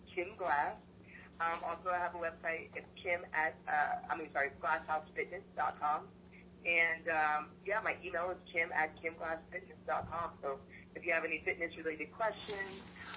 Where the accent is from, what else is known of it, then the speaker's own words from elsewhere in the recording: Pennsylvania, United States; also born or lived in California; I grew up in Pennsylvania, so I'm originally from California, but I grew up in Pennsylvania